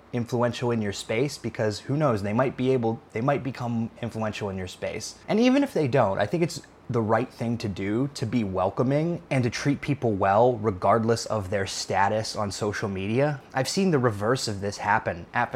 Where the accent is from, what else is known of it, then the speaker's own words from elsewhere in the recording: Pittsburgh, Pennsylvania, United States; moved away; I'm from Pittsburgh, Pennsylvania originally.